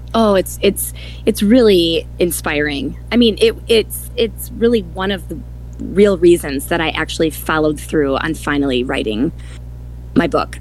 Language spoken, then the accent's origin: English; Milwaukee, Wisconsin, United States; now in Madison, United States; I was born and raised in Milwaukee, Wisconsin